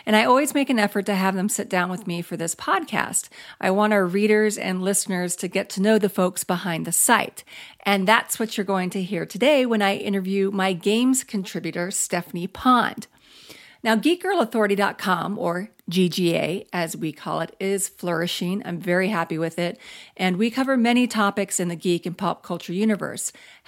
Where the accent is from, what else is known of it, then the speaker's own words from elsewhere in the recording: Florida, United States; A, we're in a drought. B, I'm from Florida and I miss the rain.